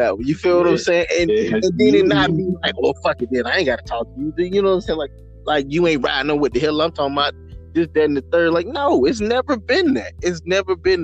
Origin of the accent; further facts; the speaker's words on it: the South, United States; as a black man growing up in the South